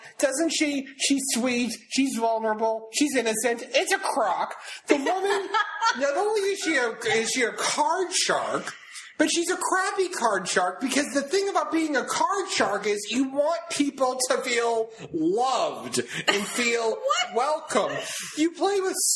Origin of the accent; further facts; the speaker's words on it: town reached through Revere, Massachusetts, United States; moved away; And then there's my hometown, all right? You get to my hometown by driving through Revere.